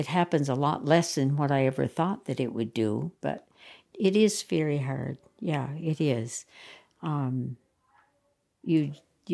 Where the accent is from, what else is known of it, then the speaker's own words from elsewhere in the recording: Vermont, United States; the way we grew up here in Vermont